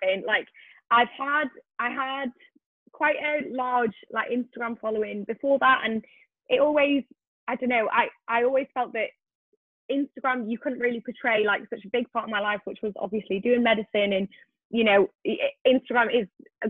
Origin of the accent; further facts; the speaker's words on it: Wales, United Kingdom; I am originally from Wales